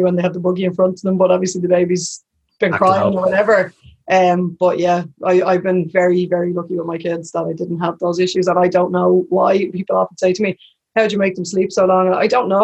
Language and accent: English; Dublin, Leinster, Ireland; now in Tallaght, Ireland; I'm from Crumlin originally, I live in Tala